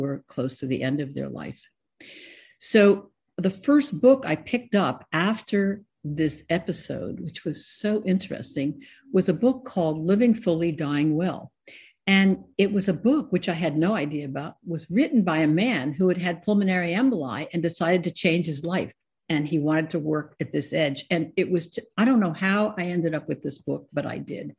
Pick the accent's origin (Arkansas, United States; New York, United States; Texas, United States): New York, United States; Scarsdale; moved away as an adult; also born or lived in Ohio; I was born in New York, and I lived in Scarsdale, New York for most of my life